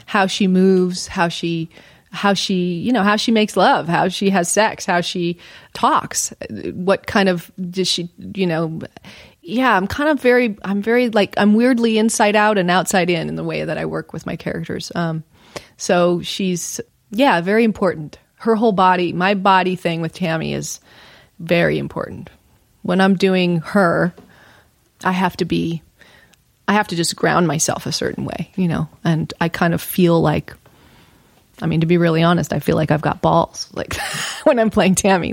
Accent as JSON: {"language": "English", "town": "Houston", "region": "Texas", "country": "United States", "tie": "born or raised there", "said": "I was born in Texas, Houston, Texas"}